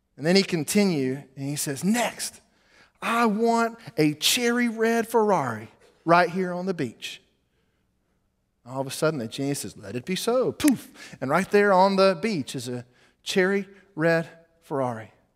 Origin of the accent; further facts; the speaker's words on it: United States; we, as American Christians